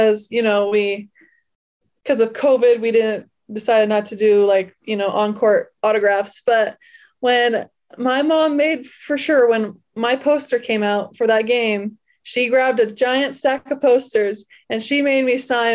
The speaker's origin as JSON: {"language": "English", "region": "Wyoming", "country": "United States", "tie": "born or raised there", "said": "growing up in Wyoming"}